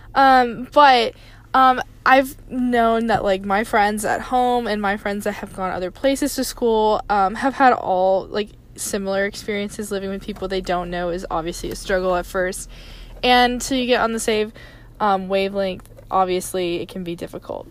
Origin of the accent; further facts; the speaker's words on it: Tennessee, United States; I grew up in Tennessee